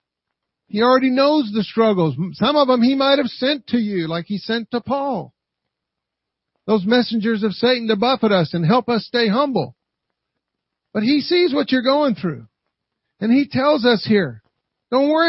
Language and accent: English; Kentucky, United States; I'm from Kentucky